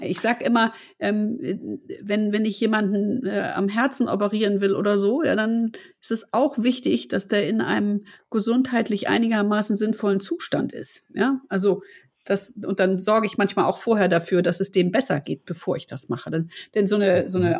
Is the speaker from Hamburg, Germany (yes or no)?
yes; Hamburg, Germany; sind wir beide aus Hamburg und wir lieben unsere Stadt